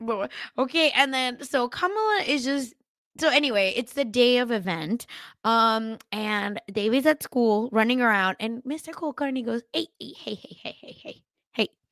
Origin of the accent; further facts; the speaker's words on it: Mumbai, Maharashtra, India; now in Palo Alto, United States; we are from Mumbai